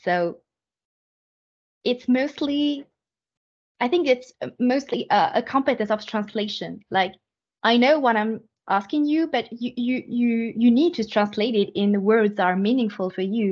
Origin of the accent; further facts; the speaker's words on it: France; moved away as an adult; now in Canada; I was raised in France, and then I have my first formation in France, my first training in France